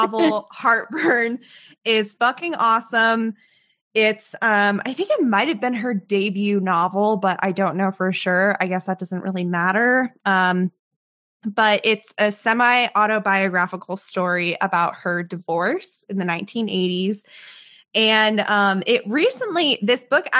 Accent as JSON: {"language": "English", "town": "Fort Collins", "region": "Colorado", "country": "United States", "tie": "born or raised there", "said": "I grew up in Fort Collins"}